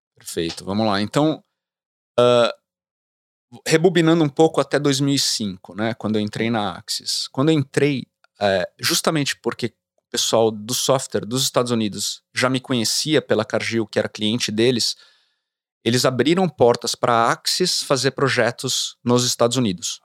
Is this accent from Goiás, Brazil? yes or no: no; São Paulo, Brazil; moved away as an adult; now in United States; sair dessa realidade de uma cidade grande, né, eu sou de São Paulo, pra uma, uma fazenda